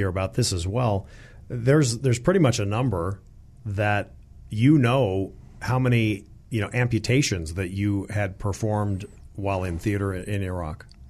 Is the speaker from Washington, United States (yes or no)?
no; San Diego, California, United States; currently at my hometown of, of San Diego